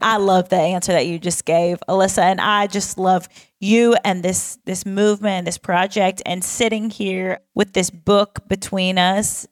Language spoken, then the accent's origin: English; the South, United States; I am also from the South